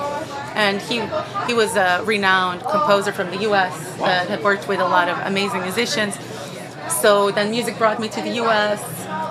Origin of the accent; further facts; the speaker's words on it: Sweden; English is a second language; moved away as an adult; also born or lived in Bosnia and Herzegovina; now in United States; My family escaped to Sweden, and I grew up in Sweden. So I only moved to U.S. In 2011 to come study music